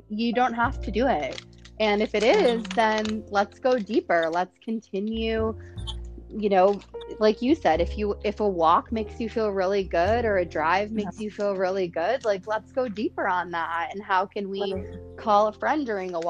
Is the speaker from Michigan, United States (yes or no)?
yes; Detroit, Michigan, United States; also born or lived in Chicago; now in San Francisco, United States; I was born in Detroit